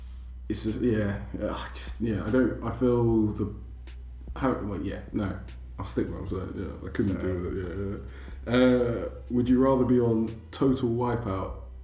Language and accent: English; New Jersey, United States; I'm an accountant from Jersey.